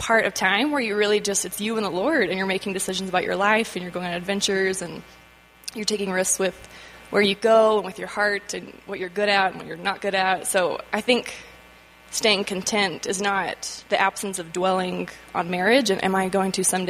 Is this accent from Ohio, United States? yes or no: no; Texas, United States; moved away as an adult; now in Missouri, United States; I'm originally from Texas and moved here on somewhat of a whim